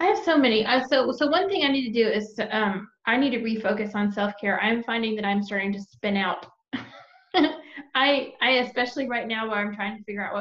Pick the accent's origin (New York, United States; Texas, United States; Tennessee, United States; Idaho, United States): Texas, United States; now in Georgia, United States; We're both also from Texas